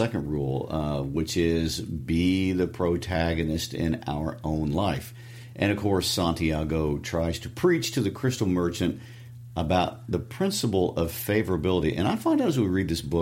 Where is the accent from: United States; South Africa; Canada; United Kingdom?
United States; Midwest; accent: Midwestern twang; my Midwestern twang